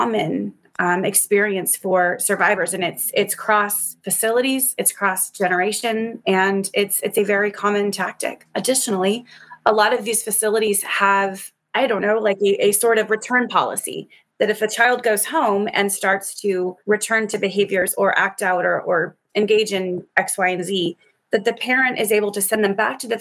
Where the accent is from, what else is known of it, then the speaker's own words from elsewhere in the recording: United States; as an American